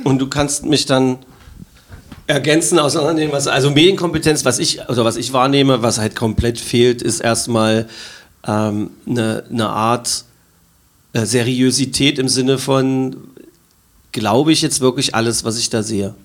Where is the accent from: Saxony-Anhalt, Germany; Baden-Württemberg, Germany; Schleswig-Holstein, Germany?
Saxony-Anhalt, Germany; Magdeburg; für meine Heimatstadt